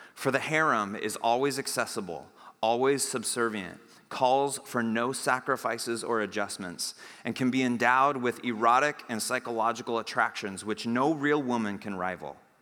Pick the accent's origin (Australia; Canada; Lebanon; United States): United States; I'm an American